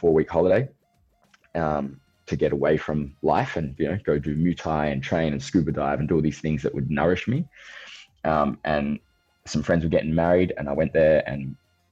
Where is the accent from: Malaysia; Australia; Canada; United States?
Australia; I'm 35. I'm from Australia